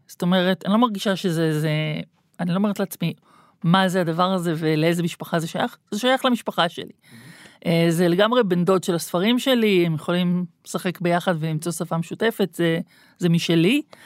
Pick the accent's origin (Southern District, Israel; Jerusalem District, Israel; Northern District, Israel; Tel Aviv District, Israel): Tel Aviv District, Israel; Tel Aviv; אני בטעות נולדתי בגוף של תל אביבית, אני לגמרי ירושלמית